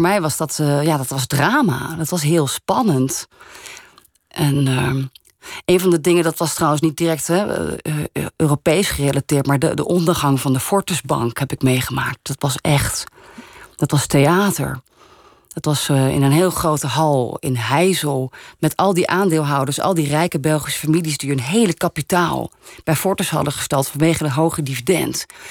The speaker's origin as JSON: {"language": "Dutch", "country": "Netherlands", "said": "Dus in Frankrijk ben ik een Nederlander. In Nederland ben ik dan, oh, dat half Franse meisje"}